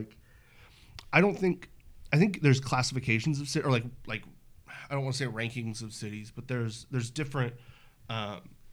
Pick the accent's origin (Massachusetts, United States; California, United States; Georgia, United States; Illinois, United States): California, United States; I'm from California